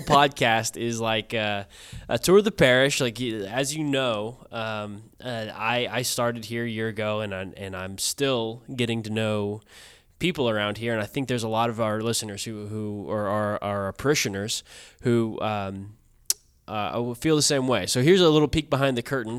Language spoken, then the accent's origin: English; Kansas, United States; moved away as an adult; now in Houston, United States; I grew up in Kansas, uh, not a very beach-friendly state.